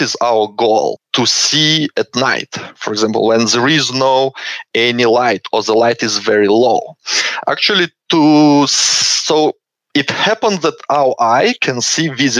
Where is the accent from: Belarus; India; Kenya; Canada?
Belarus; moved away as an adult; now in Canberra, Australia; originally I'm from Belarus, and I finished my university master degree in Belarus in physics department